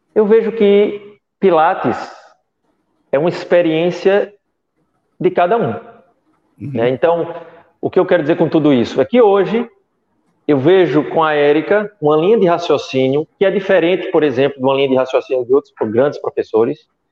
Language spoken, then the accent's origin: Portuguese; Brazil; eu sou brasileiro